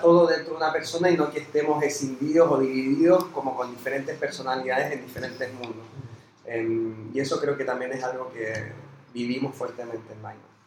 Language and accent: Spanish; Chile; moved away as an adult; now in Argentina; yo soy chileno, llegué hace cinco años y medio, seis, acá en Argentina